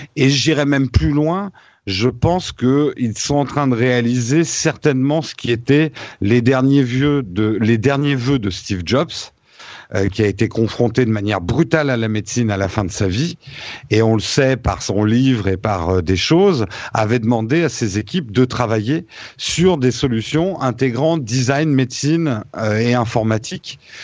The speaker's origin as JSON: {"language": "French", "country": "France", "said": "en tant que Français"}